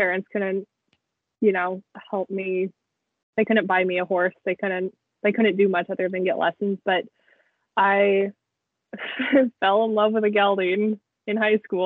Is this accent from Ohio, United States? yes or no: no; Western Washington, United States; I grew up in Western Washington